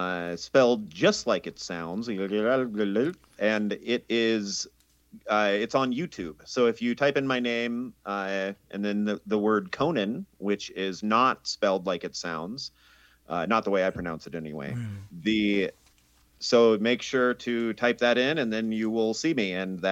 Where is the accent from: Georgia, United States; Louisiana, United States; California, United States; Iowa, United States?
California, United States; Inland Empire; I grew up in the Inland Empire, which is between San Diego and Los Angeles.